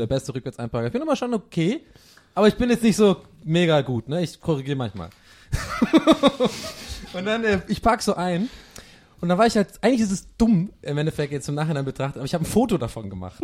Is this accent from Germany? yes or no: yes; Swabia, Germany; moved away; bei uns im Schwabenland